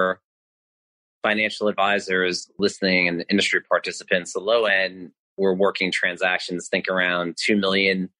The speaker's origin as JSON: {"language": "English", "area": "Long Island", "region": "New York", "country": "United States", "tie": "born or raised there", "said": "I delivered papers in Long Island where I grew up in New York"}